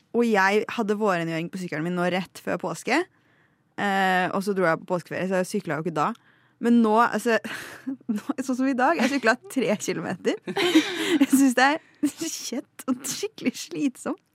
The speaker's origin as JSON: {"language": "Norwegian", "town": "Lillehammer", "region": "Innlandet", "country": "Norway", "said": "jeg er fra Lillehammer"}